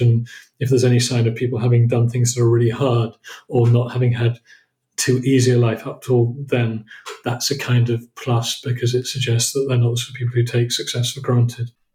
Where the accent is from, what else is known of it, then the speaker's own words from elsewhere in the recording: Oxford, South East England, United Kingdom; moved away as an adult; also born or lived in Cambridge / Poland; my background is I came from I came from Oxford, moved to Cambridge in 1985